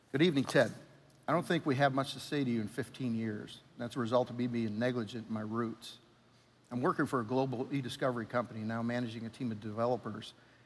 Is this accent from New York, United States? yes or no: yes; New York, United States; moved away; I'm from New York